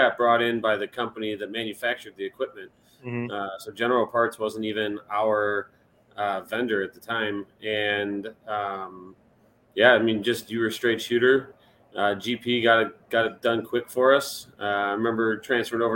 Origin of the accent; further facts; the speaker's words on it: Chicago, Illinois, United States; moved away as an adult; also born or lived in Europe; now in Indianapolis, United States; born and raised in Chicago, live in Indianapolis now or outside of it